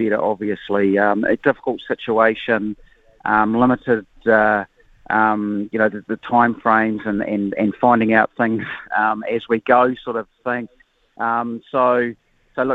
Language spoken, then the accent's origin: English; Hawke's Bay, New Zealand; I'm from Hawke's Bay like yourself